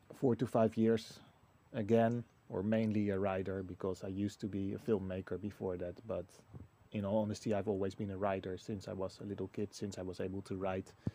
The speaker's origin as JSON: {"language": "English", "country": "Netherlands", "moved": "as an adult", "lives_now": "Portugal", "said": "the Netherlands, my home country"}